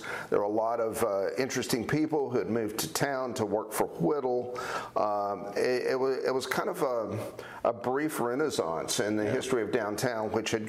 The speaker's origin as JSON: {"language": "English", "town": "Knoxville", "region": "Tennessee", "country": "United States", "tie": "born or raised there", "said": "one of the things that I came to appreciate about the South and growing up in Knoxville"}